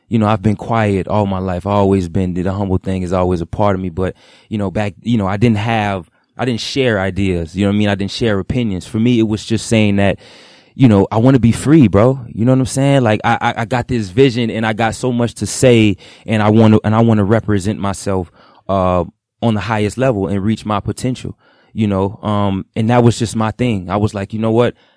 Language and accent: English; Broward County, Florida, United States; I'm from Broward. I grew up in Broward County, Florida